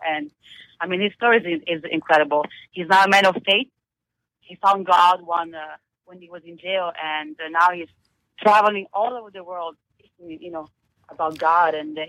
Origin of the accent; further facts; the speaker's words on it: Italy; English is a second language; moved away as an adult; now in New York City, United States; Yes, I'm from Italy, from a very small town, and I didn't speak any English when I moved to New York City 9 years ago.